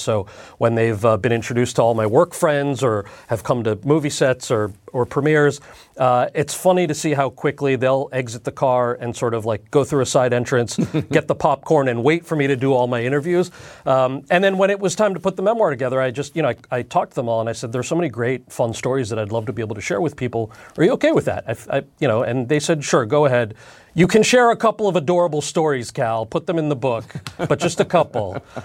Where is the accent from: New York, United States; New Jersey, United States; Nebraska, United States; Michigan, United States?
New Jersey, United States; I'm from New Jersey and we speak really good English.